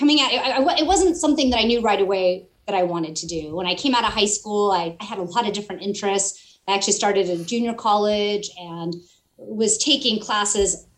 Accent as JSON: {"language": "English", "region": "California", "country": "United States", "tie": "born or raised there", "also_born_or_lived": "Central Valley, California / Bay Area, California / San Luis Obispo, California", "lives_now": "Southern California, United States", "said": "I am a California native. I was born in the Central Valley. I spent my teenager years in the Bay Area"}